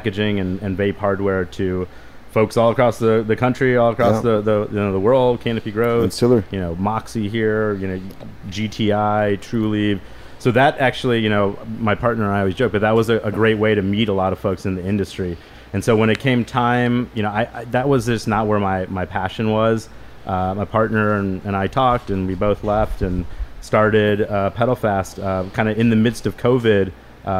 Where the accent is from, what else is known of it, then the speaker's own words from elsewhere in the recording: St. Louis, Missouri, United States; moved away as an adult; also born or lived in Chicago; I grew up in St. Louis, Missouri.